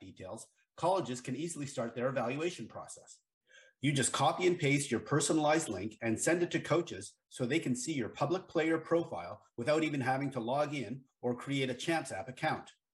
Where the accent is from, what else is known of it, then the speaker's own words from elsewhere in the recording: near University of Vermont, United States; I grew up right near University of Vermont